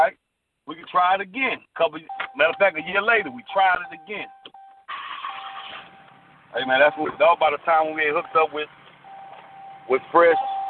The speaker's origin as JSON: {"language": "English", "town": "Lake Charles", "region": "Louisiana", "country": "United States", "tie": "born or raised there"}